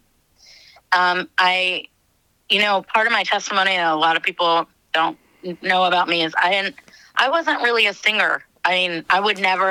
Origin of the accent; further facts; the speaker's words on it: Israel; also born or lived in United States; I was born in Israel, and I've lived there on and off my whole life.